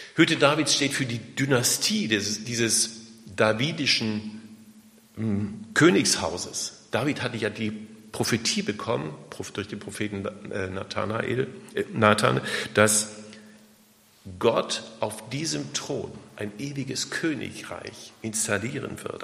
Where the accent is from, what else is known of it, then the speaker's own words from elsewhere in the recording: Germany; wir gerade als, als Deutsche